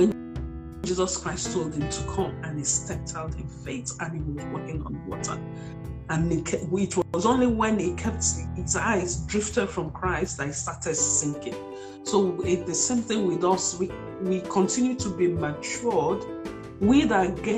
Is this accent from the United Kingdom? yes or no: no; Nigeria; I'm a Nigerian